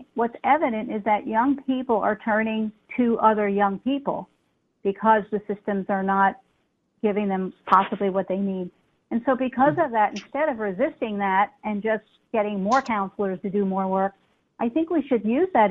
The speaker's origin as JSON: {"language": "English", "town": "New York City", "region": "New York", "country": "United States", "moved": "yes", "said": "I'm from New York City, and I was back in New York City for a while."}